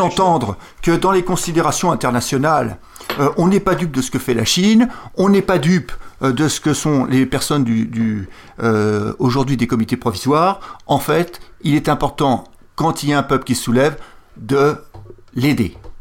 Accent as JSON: {"language": "French", "country": "France", "said": "je suis français"}